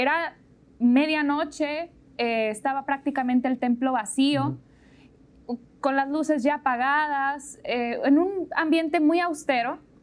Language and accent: Spanish; Monterrey, Nuevo León, Mexico; nací en Monterrey, ahí vivo todavía